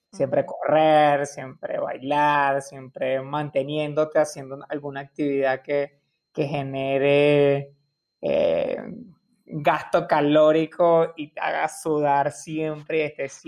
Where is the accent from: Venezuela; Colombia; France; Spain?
Venezuela; Caracas, Capital District; como buen latino, como buen caraqueño.